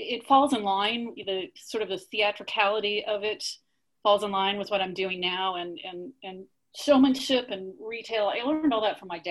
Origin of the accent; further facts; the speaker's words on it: Kansas City, Missouri, United States; also born or lived in Wichita, Kansas; I am from Kansas City